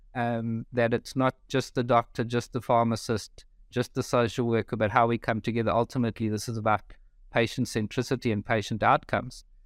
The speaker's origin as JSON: {"language": "English", "country": "South Africa", "tie": "born or raised there", "moved": "as an adult", "lives_now": "Melbourne, Australia", "said": "I grew up in South Africa, been in Melbourne now for just over three years."}